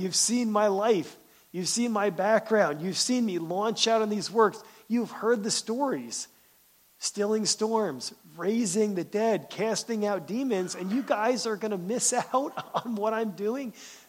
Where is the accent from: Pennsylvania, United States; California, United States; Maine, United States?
Pennsylvania, United States; now in Michigan, United States; I'm glad I moved from Pennsylvania. I live in Michigan now because I don't have any family around here.